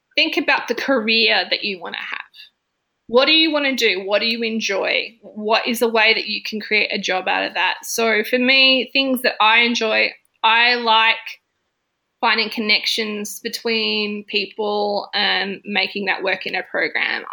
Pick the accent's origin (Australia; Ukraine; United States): Australia; country South Australia; moved away as an adult; also born or lived in Adelaide; now in Melbourne, Australia; I'm from Adelaide. I'm from country South Australia